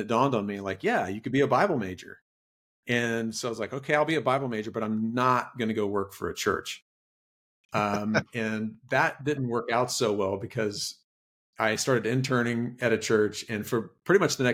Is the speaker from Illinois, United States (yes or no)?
no; Roswell, Georgia, United States; now in Cumming, United States; I grew up in the Roswell, Alpharetta area